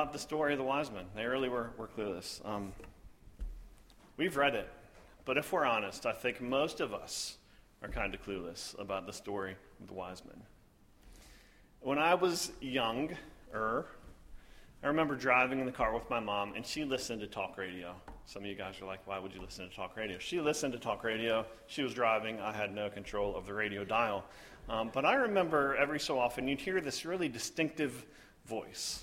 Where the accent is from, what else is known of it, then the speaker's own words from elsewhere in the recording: the South, United States; I'm from the South. So sometimes those verbiages also come from my mouth